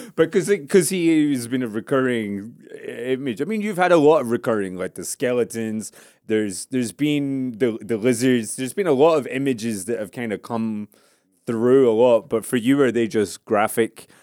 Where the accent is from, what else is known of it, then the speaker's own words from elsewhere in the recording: Scotland, United Kingdom; I grew up in Scotland